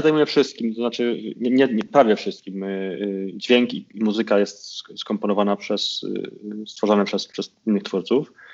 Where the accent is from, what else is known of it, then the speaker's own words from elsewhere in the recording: Konin, Greater Poland, Poland; wychowałem się na piątym osiedlu, bo potem się przeniosłem na Chorzeń